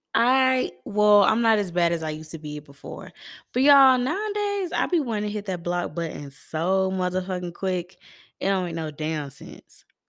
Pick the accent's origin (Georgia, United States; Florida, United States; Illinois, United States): Georgia, United States; Atlanta; I am from East Atlanta